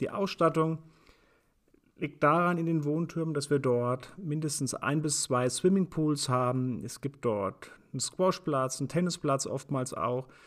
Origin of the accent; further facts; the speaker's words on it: Germany; also born or lived in Frankfurt; bei uns in Deutschland